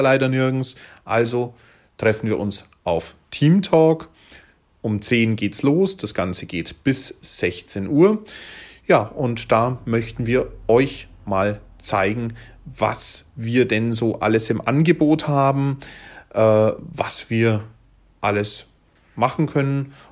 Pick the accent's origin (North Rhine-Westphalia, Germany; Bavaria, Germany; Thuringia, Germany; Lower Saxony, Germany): Bavaria, Germany; hier bei uns in Bayern